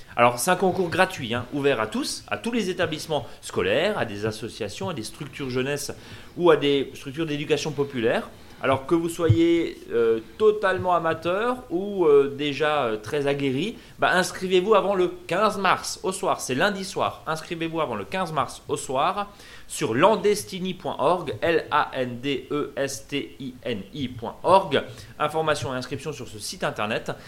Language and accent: French; Alsace, Grand Est, France; chez nous en Alsace